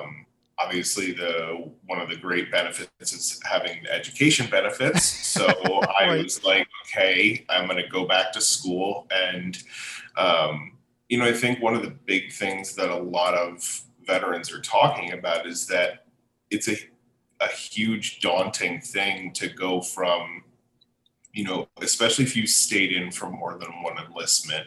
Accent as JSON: {"language": "English", "town": "Allentown", "region": "Pennsylvania", "country": "United States", "also_born_or_lived": "Anchorage, Alaska", "moved": "as an adult"}